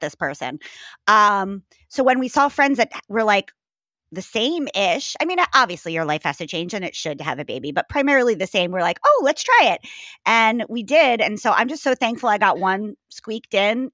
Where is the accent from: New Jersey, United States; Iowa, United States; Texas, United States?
New Jersey, United States; moved away as an adult; also born or lived in Maryland / New York; I was born in Maryland, raised in New Jersey.